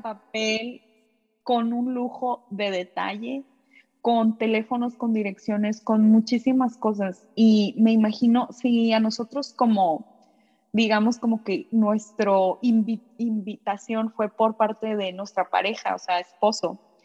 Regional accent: Mexico; moved away as an adult; now in Japan

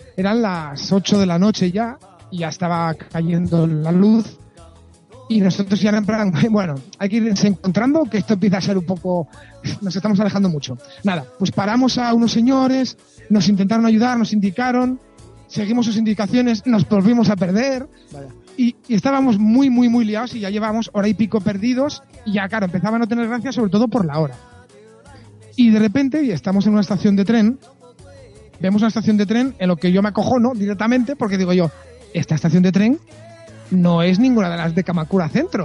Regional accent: Spain; yo mismo, como español, me voy por España

